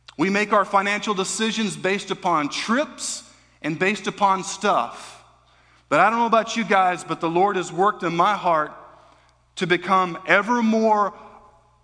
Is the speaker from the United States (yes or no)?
yes; United States; as American Christians